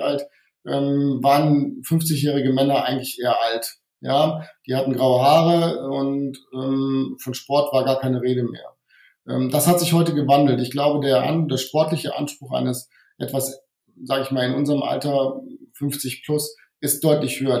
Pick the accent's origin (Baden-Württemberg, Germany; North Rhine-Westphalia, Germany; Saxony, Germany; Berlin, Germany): North Rhine-Westphalia, Germany; Wuppertal; moved away as an adult; also born or lived in Hungary / Giessen / Bonn; now in Bad Neuenahr, Germany; ursprünglich bin ich Ungar, das heißt, ähm, ich bin aber in Deutschland aufgewachsen, ähm, eher im, im Bergischen, also im Wuppertal bin ich aufgewachsen